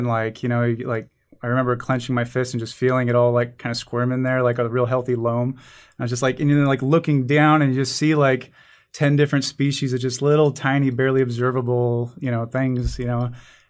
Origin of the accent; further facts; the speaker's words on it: Omaha, Nebraska, United States; when I was growing up in South Omaha, there was a little woodlot near my house.